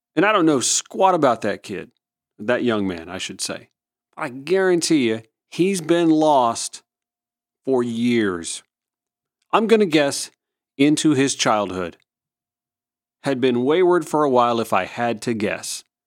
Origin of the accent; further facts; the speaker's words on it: Augusta, Georgia, United States; also born or lived in Atlanta; my hometown out in Augusta, Georgia